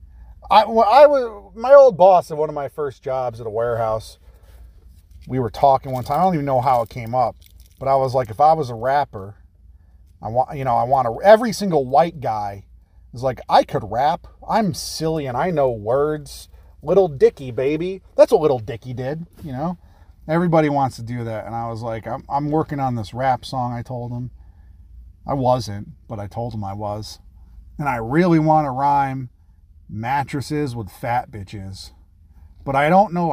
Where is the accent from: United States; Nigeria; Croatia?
United States; We're Americans